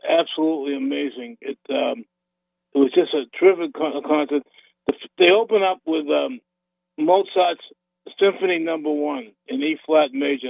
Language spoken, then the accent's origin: English; Boston, Massachusetts, United States; a fat little kid growing up in Boston